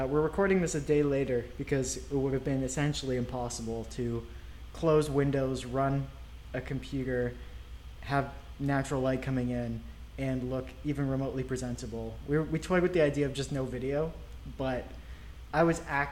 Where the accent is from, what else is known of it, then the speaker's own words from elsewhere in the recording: Ontario, Canada; moved away; I grew up in Ontario